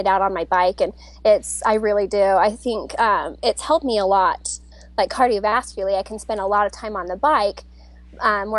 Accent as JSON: {"language": "English", "region": "Utah", "country": "United States", "said": "I'm from Utah, in a small town kind of by Park City"}